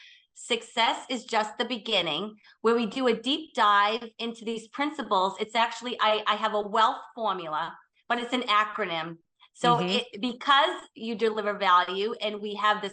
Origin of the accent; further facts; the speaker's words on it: Boston, Massachusetts, United States; I'm from Boston. So we're very direct